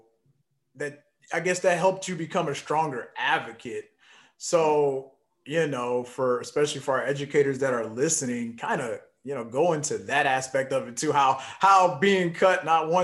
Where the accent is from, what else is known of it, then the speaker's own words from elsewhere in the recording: St. Louis, Missouri, United States; I'm from St. Louis